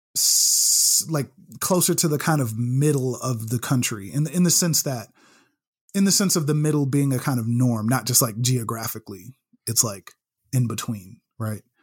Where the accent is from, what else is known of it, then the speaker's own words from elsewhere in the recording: Chicago, Illinois, United States; moved away as an adult; I was born and raised in Chicago, uh, born up in Roseland, a Roseland Community Hospital